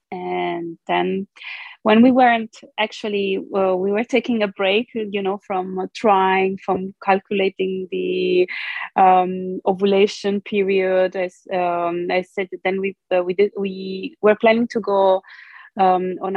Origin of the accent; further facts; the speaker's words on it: Brazil; born there; English is a second language; So, I am um, Italo Brazilian. Um, I was born in Brazil, but um, I was adopted by an Italian family. Uh, so, I always say that I'm genetically Brazilian, but culturally Italian